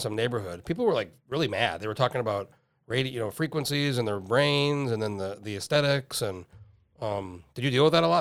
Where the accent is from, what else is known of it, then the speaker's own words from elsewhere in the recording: Albuquerque, New Mexico, United States; moved away as an adult; now in Alaska, United States; moved here when I was nineteen and oh four and I grew up in New Mexico.